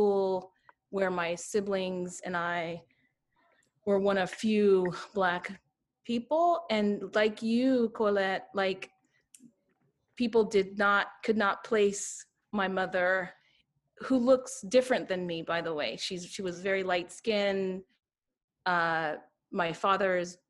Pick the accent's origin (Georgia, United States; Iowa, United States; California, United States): California, United States; East Bay area; I grew up in the East Bay area, and I actually grew up like an hour from San Francisco